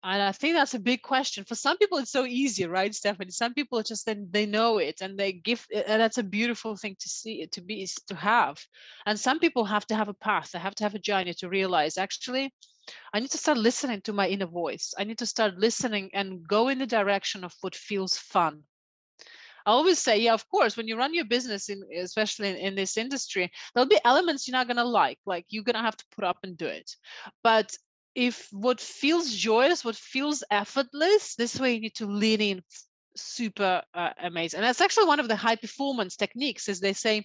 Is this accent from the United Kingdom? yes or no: no; Siberia, Russia; moved away; I was brought up in the Siberian part of Russia during communism time